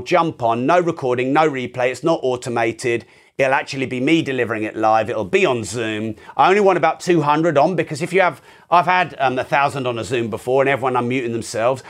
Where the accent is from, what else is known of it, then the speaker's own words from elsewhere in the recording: United Kingdom; I'm very British